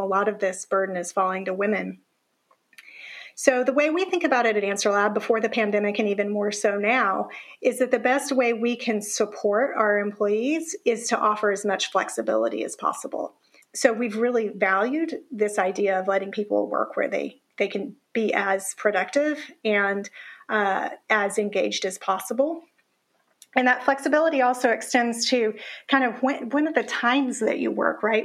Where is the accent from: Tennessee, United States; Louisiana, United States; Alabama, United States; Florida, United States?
Tennessee, United States; I grew up in the South